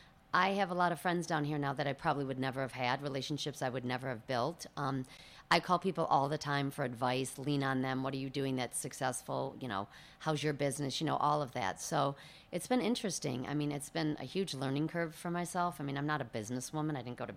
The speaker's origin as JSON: {"language": "English", "town": "Birmingham", "region": "Michigan", "country": "United States", "tie": "born or raised there", "said": "Birmingham, Bloomfield"}